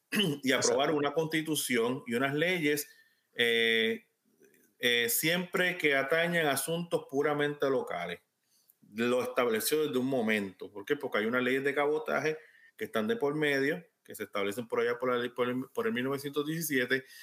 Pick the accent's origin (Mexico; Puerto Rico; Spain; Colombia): Puerto Rico; los puertorriqueños comenzamos a ser ciudadanos de los Estados Unidos.